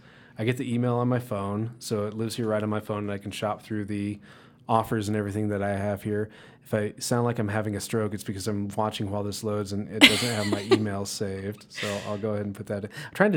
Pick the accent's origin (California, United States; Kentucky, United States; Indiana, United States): Indiana, United States; now in Colorado, United States; I'm from Indiana, so I'm not a native.